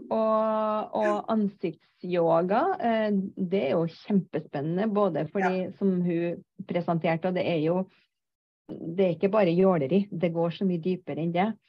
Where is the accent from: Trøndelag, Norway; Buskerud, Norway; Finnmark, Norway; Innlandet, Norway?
Trøndelag, Norway; Jeg er en trønder på 56 år